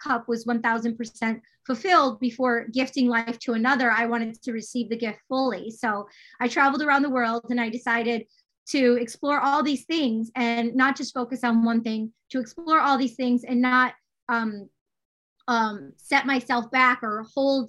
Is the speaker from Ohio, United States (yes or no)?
no; Detroit, Michigan, United States; growing up in Detroit, Michigan, out in the suburbs